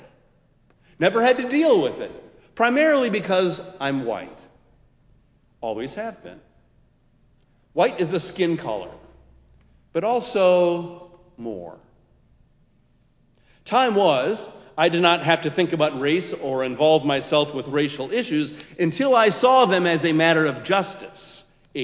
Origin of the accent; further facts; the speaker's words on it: Minneapolis, Minnesota, United States; also born or lived in Columbia Heights; now in Chicago, United States; my birthplace, my hometown, a city where we might retire